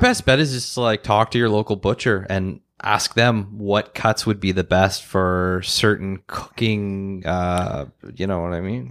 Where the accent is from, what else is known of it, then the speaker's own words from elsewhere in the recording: Ottawa, Ontario, Canada; growing up in Ottawa, in Mechanicsville